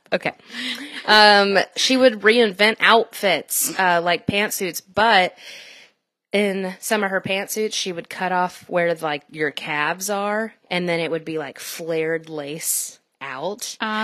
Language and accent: English; the South, United States; accent: southern; And now that I'm watching it, my accent comes out just a little bit every now and then. And they think it's real funny at work. And so they're like, oh my gosh, do your southern accent